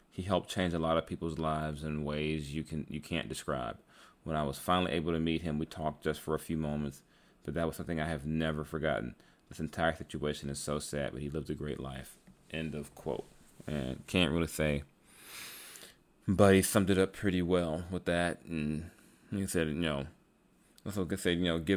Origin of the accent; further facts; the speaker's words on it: Bahamas; Growing up in the Bahamas, Kobe was that guy who made you believe. He helped me get out.